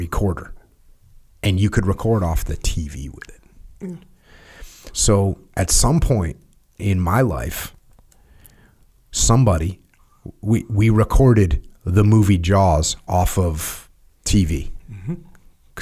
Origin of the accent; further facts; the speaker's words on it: New England, United States; I'm from New England